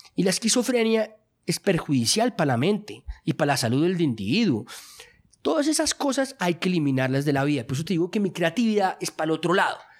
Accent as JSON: {"language": "Spanish", "country": "Colombia", "tie": "born or raised there", "said": "mi cultura en la que yo crecí, que es acá en Colombia"}